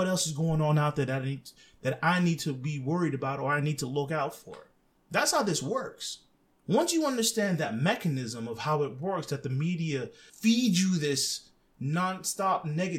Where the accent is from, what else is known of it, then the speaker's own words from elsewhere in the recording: Lebanon; I've watched a lot of my friends that I grew up with in Lebanon become radicalized.